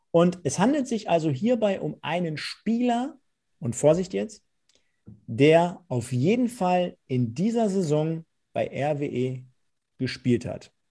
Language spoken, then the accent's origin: German; Germany; born there; Also, ich bin in Deutschland geboren und ich bin deutscher Staatsbürger.